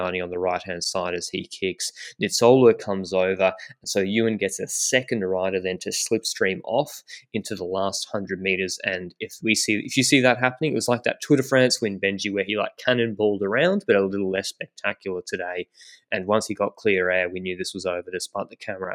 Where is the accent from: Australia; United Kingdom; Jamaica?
Australia; I'm the Australian